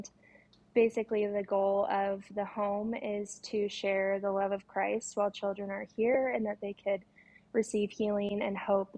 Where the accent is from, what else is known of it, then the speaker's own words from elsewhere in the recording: Washington, United States; I'm mainly from Washington State, but I've lived all over the place